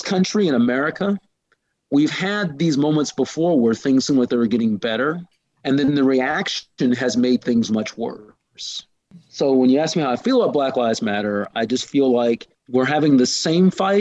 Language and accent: English; Illinois, United States; my state, such as it is, Illinois